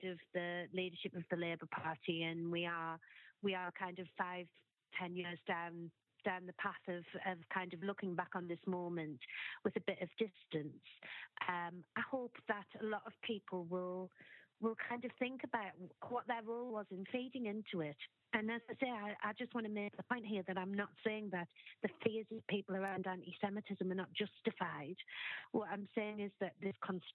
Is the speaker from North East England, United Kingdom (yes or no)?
yes; Sunderland, North East England, United Kingdom; moved away; I'm originally from Sunderland